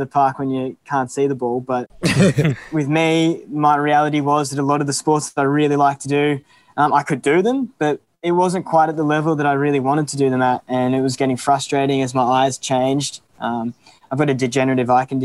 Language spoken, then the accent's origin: English; Melbourne, Victoria, Australia; moved away as an adult; now in Canberra, Australia; I'm from Melbourne